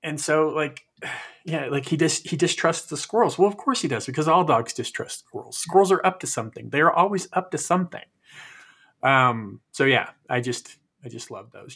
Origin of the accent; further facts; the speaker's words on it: California, United States; We grew up together in California